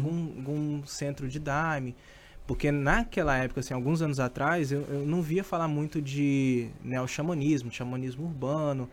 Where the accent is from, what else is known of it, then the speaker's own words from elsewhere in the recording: Governador Valadares, Minas Gerais, Brazil; moved away; Eu sou de Minas, né? Então, eu morava na cidade